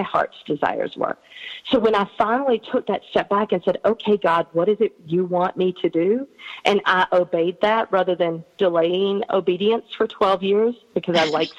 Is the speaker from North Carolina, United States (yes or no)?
yes; North Carolina, United States; I'm from North Carolina